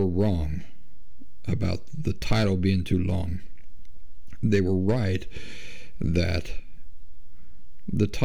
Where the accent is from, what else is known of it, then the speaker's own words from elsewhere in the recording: Appalachian South, United States; I'm from the South, the Appalachian South